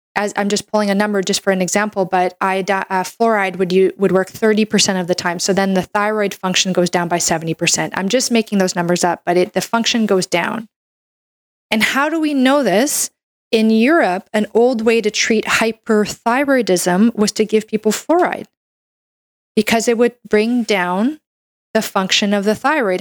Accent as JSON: {"language": "English", "country": "Canada", "said": "I'm a Canadian medical doctor"}